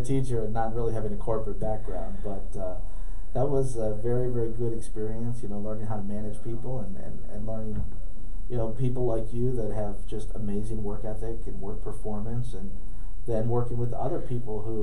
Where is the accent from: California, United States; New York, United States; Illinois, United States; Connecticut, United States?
New York, United States; Rochester; moved away as an adult; also born or lived in Syracuse, New York; now in Memphis, United States; I grew up in Rochester in a single-parent home with my mother